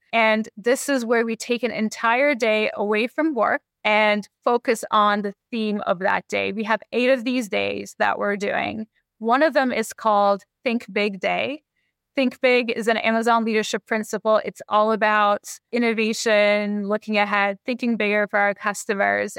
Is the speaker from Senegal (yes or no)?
no; Canada; now in Seattle, United States; I'm Canadian. I grew up in Canada with hockey